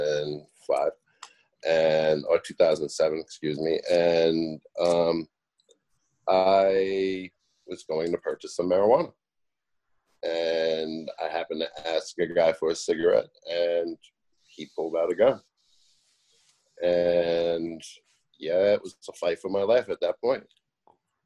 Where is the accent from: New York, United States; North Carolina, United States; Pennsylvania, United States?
New York, United States; moved away; I was born and raised in New York